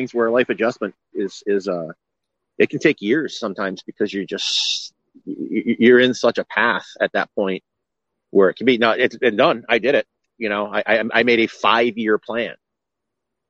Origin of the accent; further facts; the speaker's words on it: Rhode Island, United States; moved away; I'm from Rhode Island originally